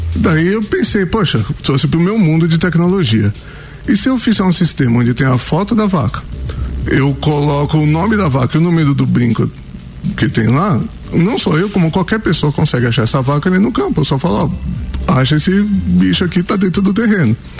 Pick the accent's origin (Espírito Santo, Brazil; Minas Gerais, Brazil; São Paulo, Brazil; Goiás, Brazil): São Paulo, Brazil; moved away as an adult; now in Santa Catarina, Brazil; eu sou de São Paulo